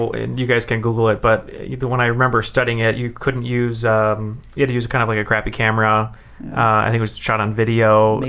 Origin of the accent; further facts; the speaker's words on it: Atlanta, Georgia, United States; So I was born in Atlanta